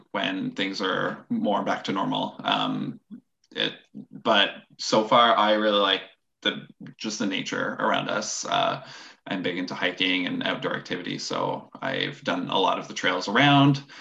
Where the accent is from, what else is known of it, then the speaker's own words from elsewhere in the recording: Ottawa, Ontario, Canada; first language French; English is a second language; moved away as an adult; now in Prince Rupert, Canada; I moved from Ottawa, which is where I'm